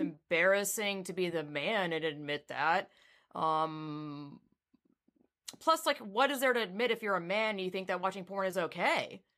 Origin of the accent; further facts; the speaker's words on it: the South, United States; I was raised in the South